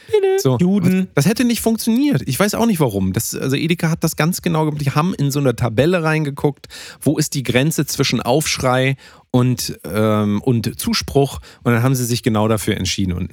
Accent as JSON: {"language": "German", "country": "Turkey", "second_language": "German", "said": "ich bin ja Türke äh, ah. hört man auch teilweise an dem Akzent ja so."}